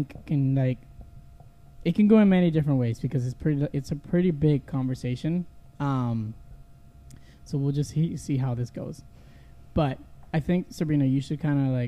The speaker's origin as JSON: {"language": "English", "town": "Arecibo", "country": "Puerto Rico", "tie": "born or raised there", "moved": "yes", "said": "I grew up in Arecibo"}